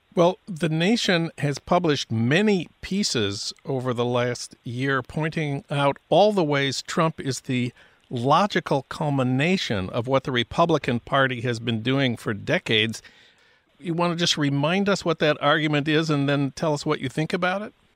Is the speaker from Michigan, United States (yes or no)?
no; St. Paul, Minnesota, United States; my hometown of St. Paul.